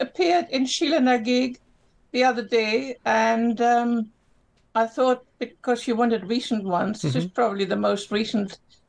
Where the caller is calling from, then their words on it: Lima, Peru; I'm calling from Peru.